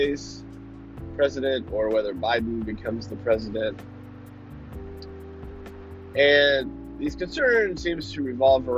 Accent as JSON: {"language": "English", "country": "United States", "said": "we as American believers, followers of Christ"}